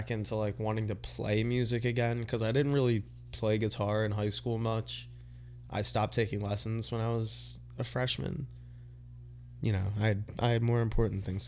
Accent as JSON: {"language": "English", "town": "Briarcliff", "region": "Pennsylvania", "country": "United States", "tie": "born or raised there", "also_born_or_lived": "Havertown, Pennsylvania", "said": "I grew up in Briarcliff and I went to Catholic school at St. Joe's in Collingdale"}